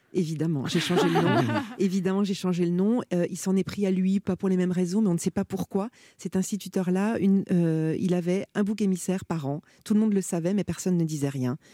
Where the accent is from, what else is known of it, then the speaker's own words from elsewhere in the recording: Gueugnon, Bourgogne-Franche-Comté, France; moved away as an adult; also born or lived in Paris; j'ai grandi à Guignon